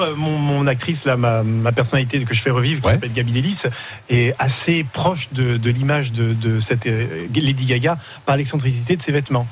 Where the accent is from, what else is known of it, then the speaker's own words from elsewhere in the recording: Marseille, Provence-Alpes-Côte d'Azur, France; j'habite à Marseille, je suis marseillais